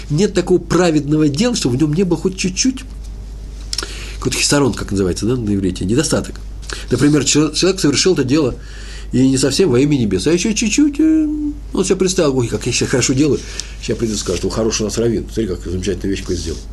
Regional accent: Moscow, Russia; Я москвич

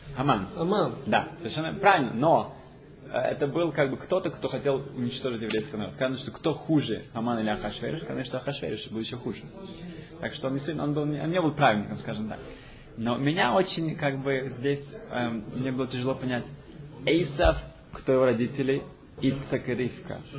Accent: Germany; я из Германии

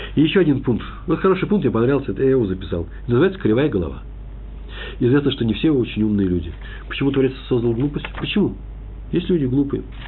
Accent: Moscow, Russia; Я москвич

